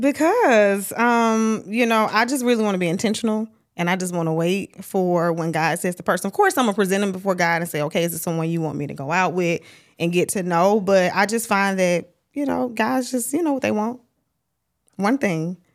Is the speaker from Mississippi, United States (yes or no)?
yes; Starkville, Mississippi, United States; now in Atlanta, United States; Originally from Starkville, Mississippi